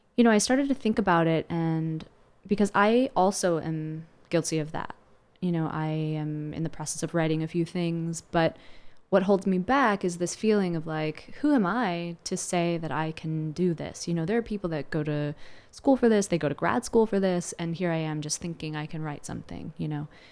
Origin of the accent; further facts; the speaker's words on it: Landisville, Pennsylvania, United States; I grew up in Lancaster County, which is best known for the Amish